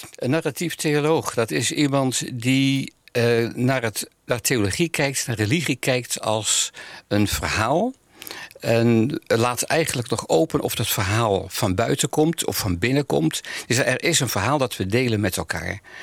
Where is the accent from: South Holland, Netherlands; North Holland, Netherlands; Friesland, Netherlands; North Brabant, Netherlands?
North Holland, Netherlands; Amsterdam; also born or lived in The Hague; now in Almere, Netherlands; Ik ben geboren in Nederland, Den Haag. Ja. En daarna heel jong al naar Amsterdam verhuisd